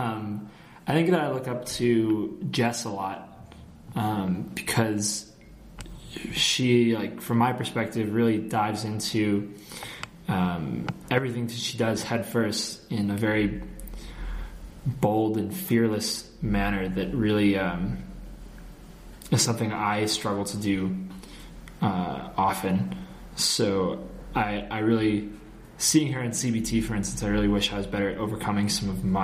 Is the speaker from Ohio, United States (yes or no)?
no; Chicago, Illinois, United States; moved away as an adult; also born or lived in Boston, Massachusetts; now in Morocco; I was born in Chicago, Illinois. I grew up in the city until my brother was born. We moved to the very unexciting northern suburbs of Chicago.